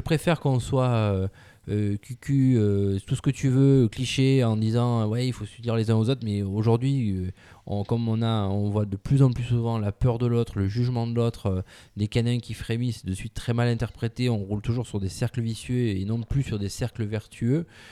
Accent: France; en tant que Français

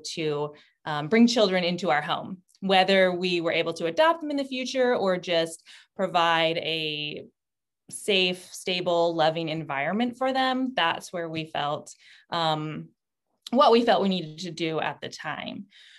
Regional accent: San Antonio, Texas, United States; moved away as an adult; also born or lived in Knoxville / Turkey; now in Washington, D.C., United States; I'm originally from San Antonio, Texas, born and raised there

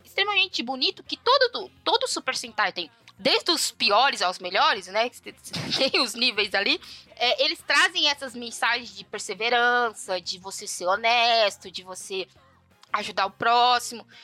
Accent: São Paulo, Brazil; eu sou a filha do meio e tudo mais, já nasci aqui em São Paulo

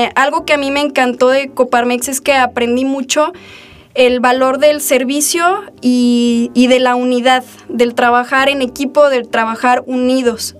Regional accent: Aguascalientes, Mexico; also born or lived in Guadalajara, Jalisco / Encarnación de Díaz, Jalisco; desde que tengo tres años vivo aquí en Aguascalientes. Sin embargo, mis orígenes, mi familia, mi sangre, pues es de Encarnación de Díaz, de los Altos de Jalisco. Eh, nací en Guadalajara

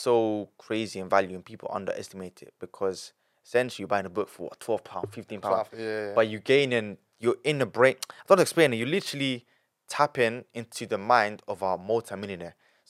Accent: Italy; born there; I was born in Italy, and then he had to leave everything.

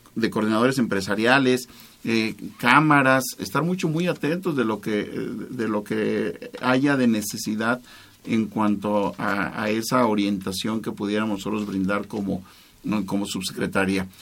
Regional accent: Salamanca, Guanajuato, Mexico; Todos somos salmantinos, todos somos guanajuatenses, todos somos mexicanos

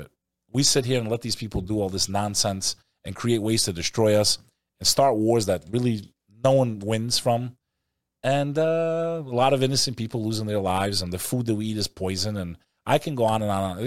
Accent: Texas, United States; that is my home state. I was born there, and I love Texas with all my heart.

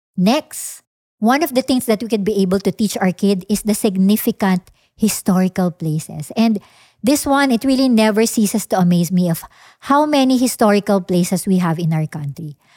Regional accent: Philippines; me as a Filipino citizen

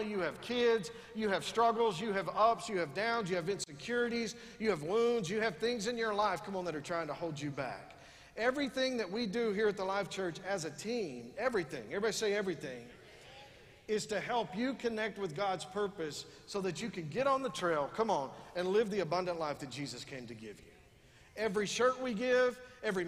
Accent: West Texas, United States; We're from West Texas.

